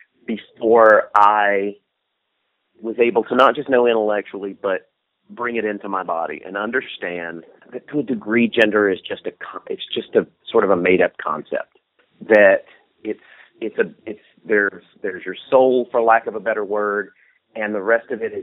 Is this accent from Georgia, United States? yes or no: yes; Deep South, Georgia, United States; moved away